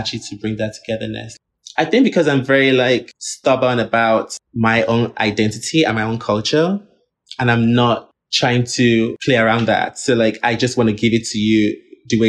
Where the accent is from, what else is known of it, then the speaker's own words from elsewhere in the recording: Linz, Upper Austria, Austria; also born or lived in Nigeria; I grew up in Linz, actually, not in Vienna